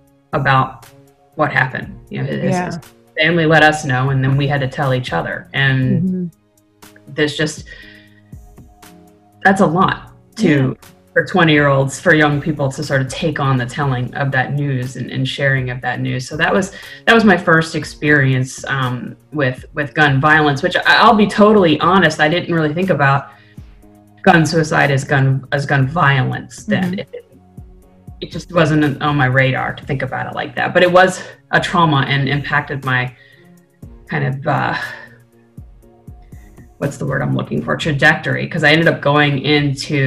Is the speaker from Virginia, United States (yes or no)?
yes; Blacksburg, Virginia, United States; also born or lived in Norfolk, Virginia; Blacksburg, which is where Virginia Tech is my hometown. I moved there when I was a child. So I did middle school, high school, and then undergrad